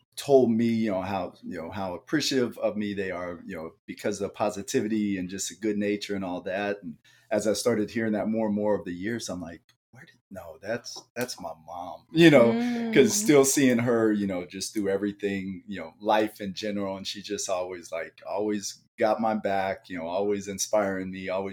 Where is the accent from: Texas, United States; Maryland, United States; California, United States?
Texas, United States; Dallas; also born or lived in Mesa, Arizona; now in Phoenix, United States; grew up in Dallas. So Dallas is my roots